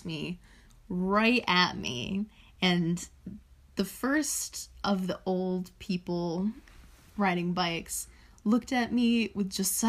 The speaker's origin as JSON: {"language": "English", "region": "Vermont", "country": "United States", "tie": "born or raised there", "moved": "yes", "said": "my hometown, which is in Vermont"}